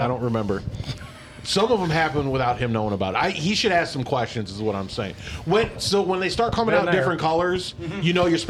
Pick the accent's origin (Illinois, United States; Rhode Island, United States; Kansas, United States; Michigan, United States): Illinois, United States; Chicago; I grew up in Chicago